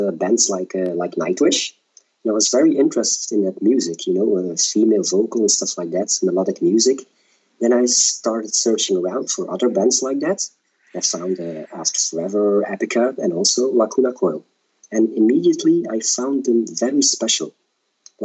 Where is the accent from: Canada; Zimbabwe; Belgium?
Belgium; I'm from Belgium